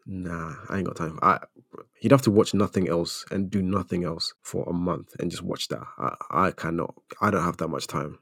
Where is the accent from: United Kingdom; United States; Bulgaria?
United Kingdom; as a British Ghanaian